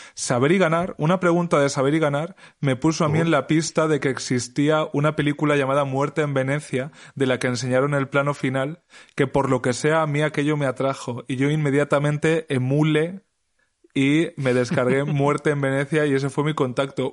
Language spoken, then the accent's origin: Spanish; Alpera, Castilla-La Mancha, Spain; mi pueblo, que como sabéis todas es Alpera en Albacete